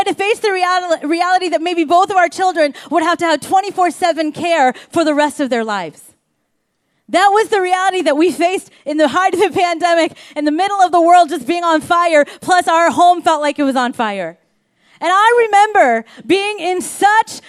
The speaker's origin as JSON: {"language": "English", "region": "Kansas", "country": "United States", "tie": "born or raised there", "moved": "yes", "lives_now": "Seattle, United States", "said": "Kansas, where I grew up in the country"}